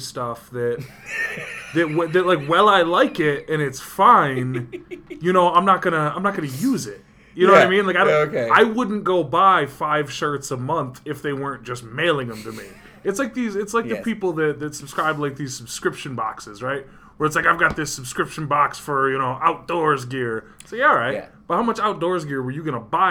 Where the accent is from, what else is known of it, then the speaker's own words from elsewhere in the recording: Utica, New York, United States; my hometown where I live